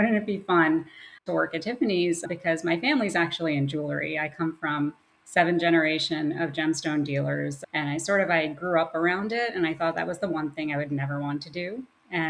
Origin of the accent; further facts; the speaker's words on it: New York City, New York, United States; also born or lived in Brooklyn; Well, I'm a New York native. I was born in Brooklyn. I grew up in Queens.